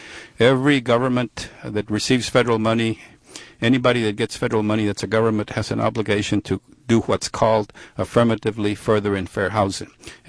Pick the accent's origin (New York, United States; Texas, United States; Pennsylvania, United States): Texas, United States; South; we grew up in South Texas with racism